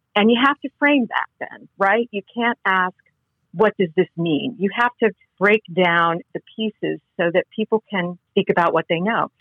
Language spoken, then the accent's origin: English; Connecticut, United States; moved away; I grew up in New England, in, in Connecticut